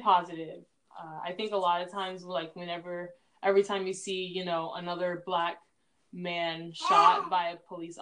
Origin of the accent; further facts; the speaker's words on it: Louisiana, United States; moved away; also born or lived in Newport Beach, California; I'm from Louisiana. That's what we do, where I'm from